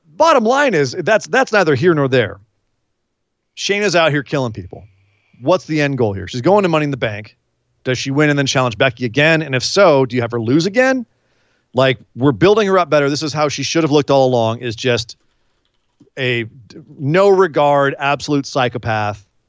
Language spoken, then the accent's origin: English; California, United States; I'm from California.